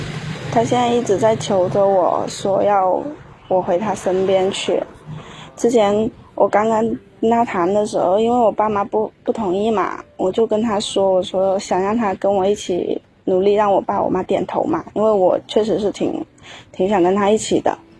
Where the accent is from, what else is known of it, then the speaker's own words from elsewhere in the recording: Guangxi, China; now in Guangzhou, China; 我是广西的